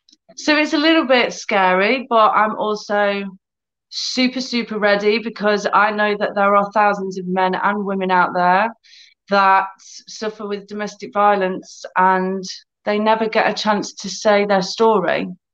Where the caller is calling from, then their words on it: United Kingdom; So I'm in the UK. So it's about 3 p.m., 10 past 3 here.